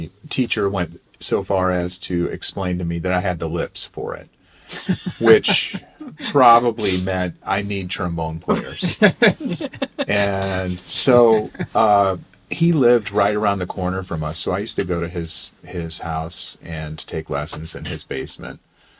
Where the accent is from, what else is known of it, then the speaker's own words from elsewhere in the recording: Oklahoma, United States; also born or lived in Minnesota; You know, I actually settled in Oklahoma maybe when I was about 11 or 12, but we moved around a lot prior to that. So the immediate locale before that was in Minnesota.